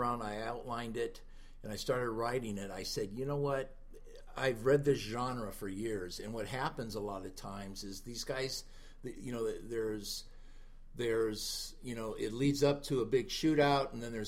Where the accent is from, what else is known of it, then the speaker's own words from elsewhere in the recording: Sioux City, Iowa, United States; now in Los Angeles, United States; I was born and raised in Sioux City, Iowa